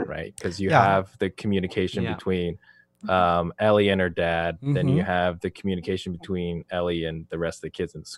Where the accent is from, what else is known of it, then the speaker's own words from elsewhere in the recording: Canada; also born or lived in Beijing, China; I would say my Mandarin's pretty decent for pronunciation wise in terms of like growing up in Canada